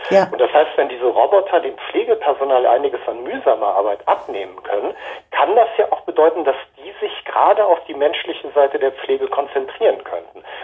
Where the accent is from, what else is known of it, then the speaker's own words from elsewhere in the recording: Japan; dann folgten halt Jahre meiner Kindheit in Japan, ähm, was in erster Linie einfach sehr schöne Erinnerungen sind